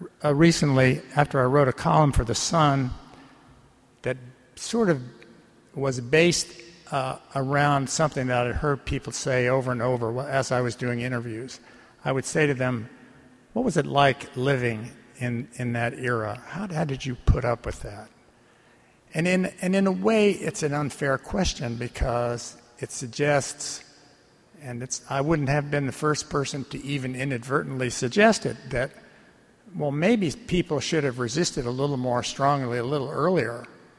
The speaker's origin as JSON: {"language": "English", "town": "Baltimore", "region": "Maryland", "country": "United States", "tie": "born or raised there", "said": "I grew up here in Baltimore, and during the mid-40s, we would board the old 26th streetcar in Turner Station, head for our Saturday shopping on Lexington Street."}